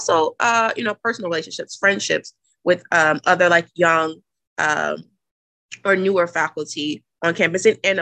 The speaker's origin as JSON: {"language": "English", "town": "Jackson", "region": "Mississippi", "country": "United States", "also_born_or_lived": "Nashville, Tennessee", "moved": "as an adult", "lives_now": "Boston, United States", "said": "I'm originally from Jackson, Mississippi, but I finished grad school at Vanderbilt. So prior to coming to Boston, I was in Nashville, Tennessee for 6 years"}